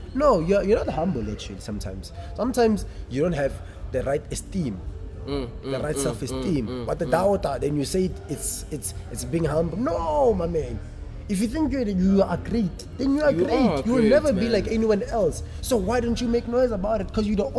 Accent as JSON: {"language": "English", "town": "Northam", "region": "Limpopo", "country": "South Africa", "moved": "yes", "said": "I'm based here. I'm not from here. Hey. I'm from Northam. I'm from Limpopo."}